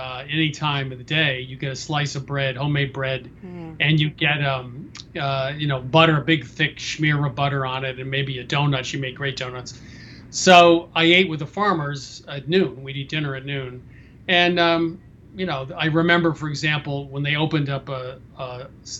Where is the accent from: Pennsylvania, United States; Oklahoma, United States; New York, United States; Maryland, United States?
New York, United States; Westchester County outside New York City, United States; also born or lived in Vermont; I grew up in two places outside of New York City